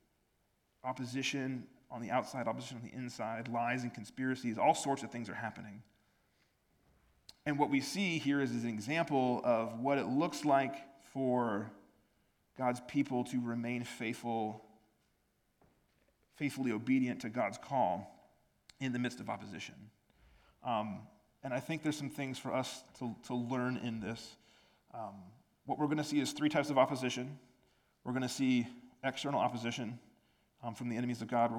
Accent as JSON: {"language": "English", "country": "United States", "moved": "as an adult", "lives_now": "Northern Ireland, United Kingdom", "said": "I'm American"}